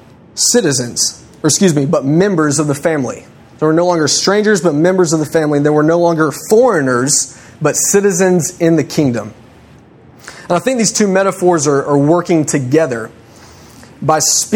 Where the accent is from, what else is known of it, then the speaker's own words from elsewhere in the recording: United States; I'm an American in Mexico